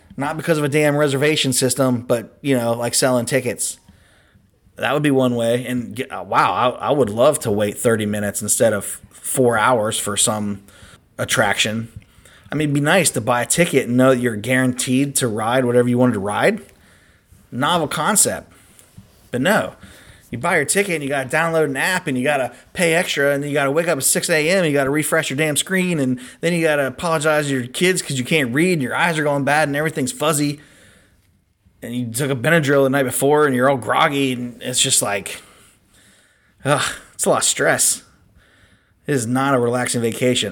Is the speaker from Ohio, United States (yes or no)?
yes; Cincinnati, Ohio, United States; we're from Cincinnati.